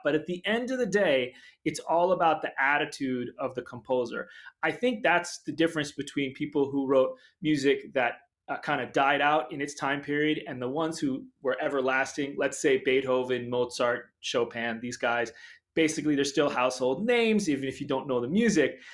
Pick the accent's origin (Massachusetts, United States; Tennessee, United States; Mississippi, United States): Massachusetts, United States; Brookline; I was just a suburban kid in Brookline, Massachusetts, outside of Boston